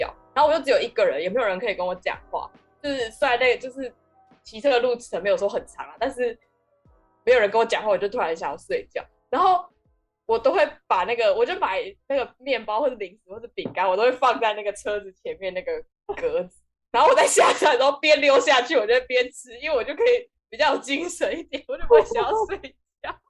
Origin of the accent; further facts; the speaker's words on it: Kaohsiung, Taiwan; 我们是高雄人，